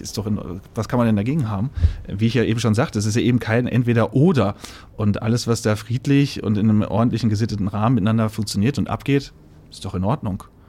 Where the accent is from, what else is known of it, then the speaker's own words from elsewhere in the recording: Sauerland, North Rhine-Westphalia, Germany; moved away as an adult; now in Berlin, Germany; Ich bin gebürtiger Sauerländer.